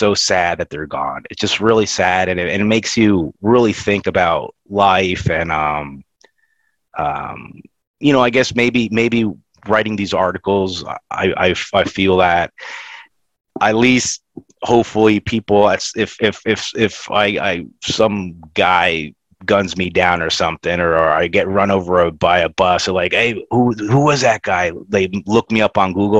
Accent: Florida, United States; I grew up in Florida

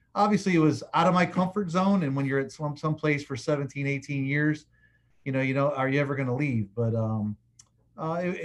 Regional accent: Florida, United States; also born or lived in Fort Collins, Colorado / Aurora, Illinois; I went to school there till third grade, moved to Florida my fourth grade year

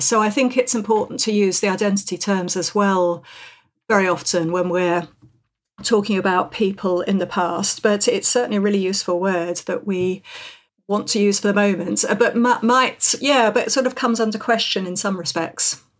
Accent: London, United Kingdom; moved away as an adult; also born or lived in north of England; I'm a Londoner, I've worked in the north for many, many years

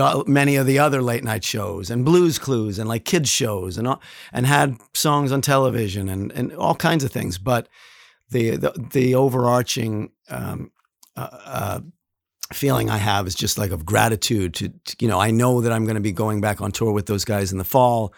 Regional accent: New York City, New York, United States; also born or lived in Astoria, Queens / Auburndale, Queens; I was born in Flushing. Um, I later lived in Astoria, and then I lived in Auburndale.

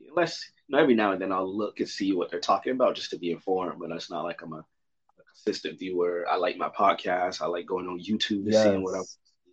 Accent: United States; as an American

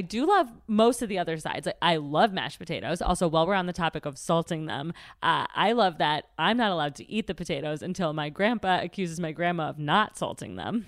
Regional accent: Middle America, Midwest, United States; I'm from Middle America

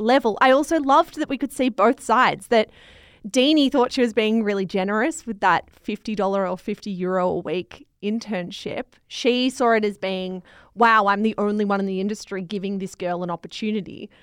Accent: Australia; I'm Australian

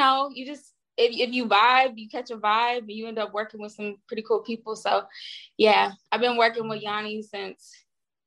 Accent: the South, United States; moved away as an adult; also born or lived in Nashville, Tennessee / Houston, Texas; now in Los Angeles, United States; I'm from Nashville and Houston. So like I rep both.

